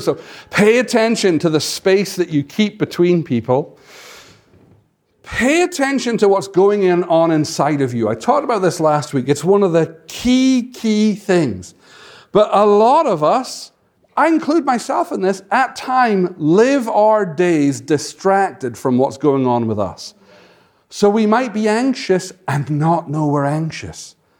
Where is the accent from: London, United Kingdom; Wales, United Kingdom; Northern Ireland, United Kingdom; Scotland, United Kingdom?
Scotland, United Kingdom; moved away; I'm from Scotland